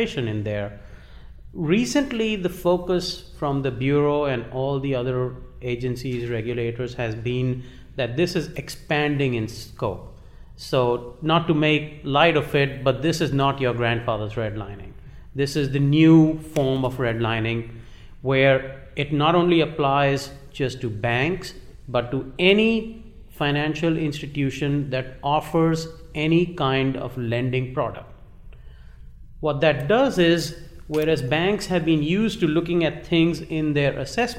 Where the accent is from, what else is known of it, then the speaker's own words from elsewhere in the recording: Uttar Pradesh, India; moved away as an adult; also born or lived in Kanpur; now in United States; Originally, I was born in India.